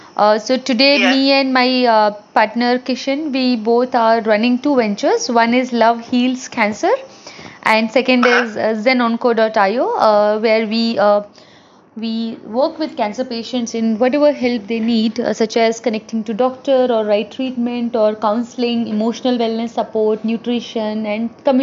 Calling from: India; I work with cancer patients in India. So I'm calling from India.

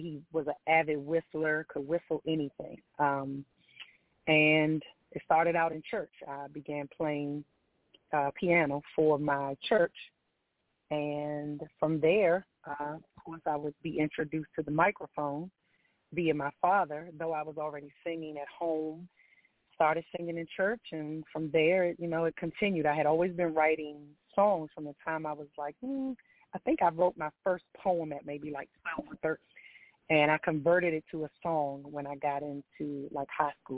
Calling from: DMV area, Maryland, United States; also born or lived in Washington, D.C.; I am calling from Maryland, um, in the DMV area

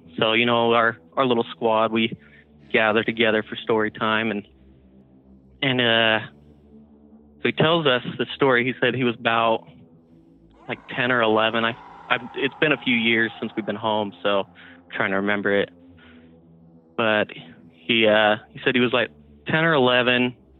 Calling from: Salt Lake City, Utah, United States; from Salt Lake City, Utah.

